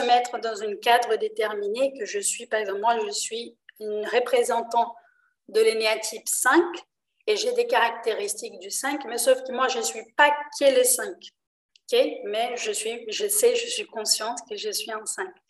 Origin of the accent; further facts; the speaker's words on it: Rio de Janeiro, Brazil; French is a second language; now in France; je suis d'origine brésilienne, je suis née à Rio